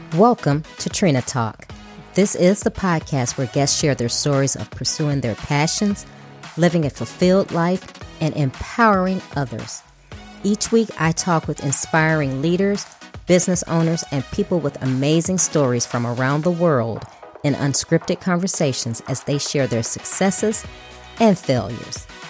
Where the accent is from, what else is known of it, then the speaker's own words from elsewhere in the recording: Chicago, Illinois, United States; moved away; I'm originally from Chicago